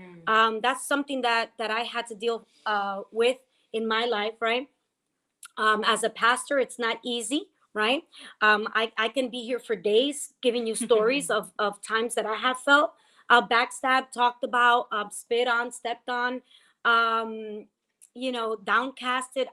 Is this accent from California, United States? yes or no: no; West New York, New Jersey, United States; from West New York, New Jersey, my hometown